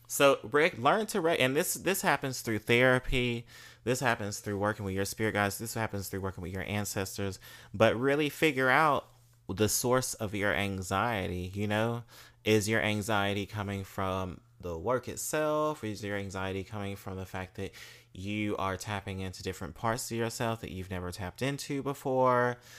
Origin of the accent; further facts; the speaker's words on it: Mississippi, United States; moved away; growing up in Mississippi as a black queer um femme male